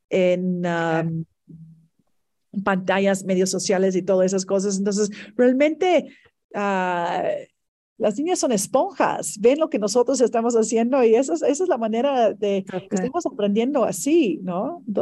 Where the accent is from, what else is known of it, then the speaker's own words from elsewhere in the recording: Mexico; si nosotros queremos un, un mejor México, tenemos que construirlo nosotros como mexicanos.